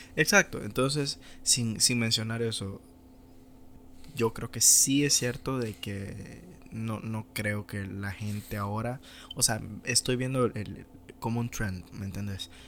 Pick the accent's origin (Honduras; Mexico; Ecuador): Honduras; moved away as an adult; no sé qué sería mi vida si me hubiera quedado en Honduras